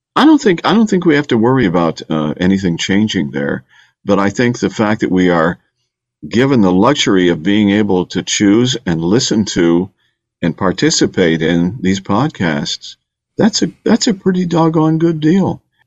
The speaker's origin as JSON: {"language": "English", "town": "Bay Village", "region": "Ohio", "country": "United States", "also_born_or_lived": "Detroit / Miami", "moved": "as an adult", "lives_now": "Houston, United States", "said": "I'm from Bay Village, Ohio, okay? which is a great community on Lake Erie, west of Cleveland. But Houston is my home"}